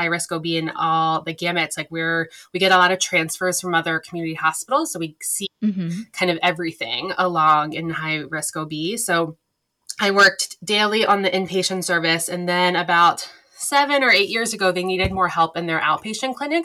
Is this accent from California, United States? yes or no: no; Baltimore, Maryland, United States; moved away as an adult; now in Boston, United States; I'm originally from Baltimore and went to undergrad in Maryland and then came up to Boston in PA school.